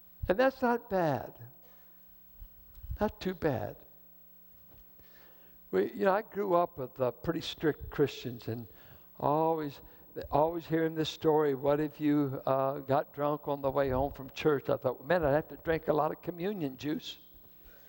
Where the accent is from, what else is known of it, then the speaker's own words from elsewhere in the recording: Richmond, United States; I grew up in Richmond.